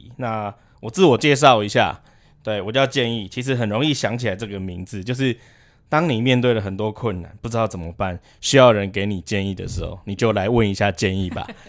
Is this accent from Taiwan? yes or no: yes; Pingtung County, Taiwan; 我是屏东人呢。